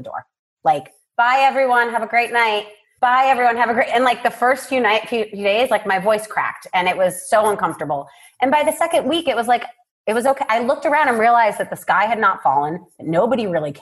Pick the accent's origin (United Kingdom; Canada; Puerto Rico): Puerto Rico; I was born and raised in Puerto Rico